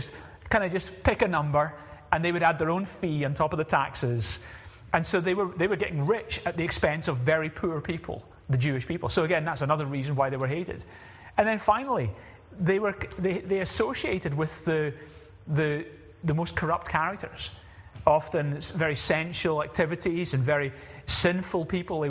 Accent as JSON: {"language": "English", "town": "Glasgow", "region": "Scotland", "country": "United Kingdom", "moved": "yes", "said": "I'm originally from Glasgow"}